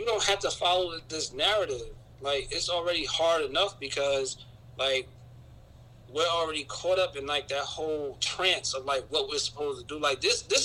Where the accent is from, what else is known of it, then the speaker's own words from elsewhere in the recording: Newark, New Jersey, United States; I'm from Newark